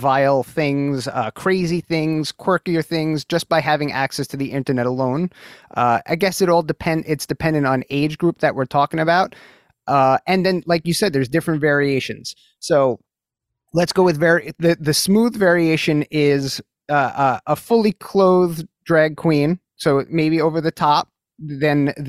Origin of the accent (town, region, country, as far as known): New York City, New York, United States; born or raised there